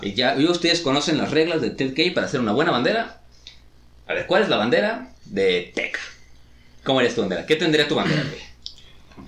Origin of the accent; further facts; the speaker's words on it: Mexico; aquí en México